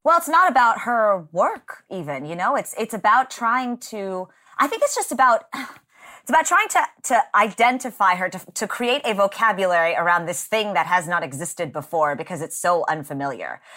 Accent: Texas, United States; I grew up in Texas

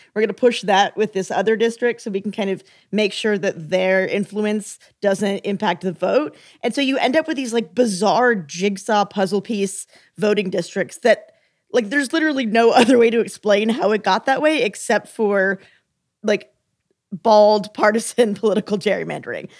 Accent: Texas, United States; moved away; I'm from Texas.

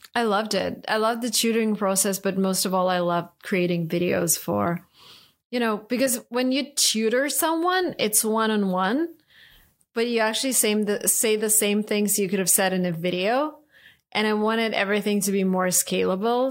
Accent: Saint Petersburg, Russia; English is a second language; moved away as an adult; I grew up in Russia, St. Petersburg, and spent the first 25 years of my life there.

